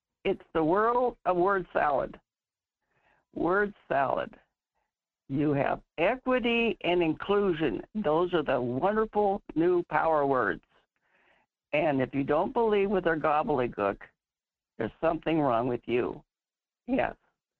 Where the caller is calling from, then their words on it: North Pole, Alaska, United States; Yes, in North Pole.